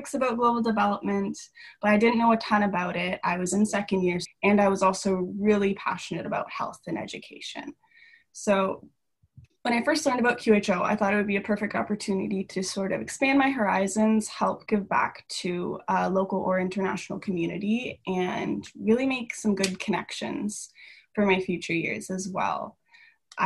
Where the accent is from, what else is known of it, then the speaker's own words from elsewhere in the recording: Calgary, Alberta, Canada; moved away; I'm originally from Calgary, Alberta.